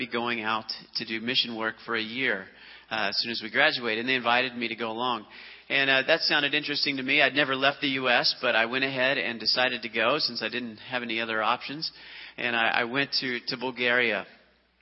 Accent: Oklahoma, United States; moved away as an adult; also born or lived in Columbus, Ohio / Portugal; I grew up in Oklahoma.

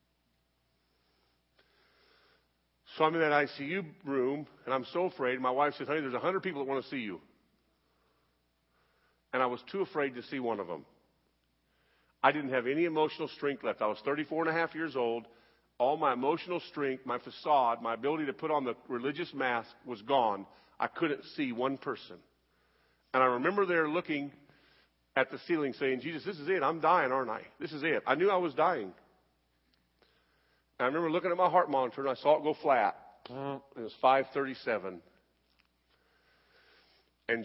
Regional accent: United States; I'm an American

